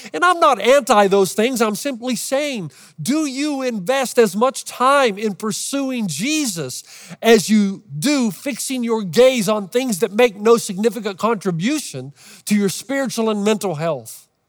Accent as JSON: {"language": "English", "town": "Los Angeles", "region": "California", "country": "United States", "said": "Los Angeles"}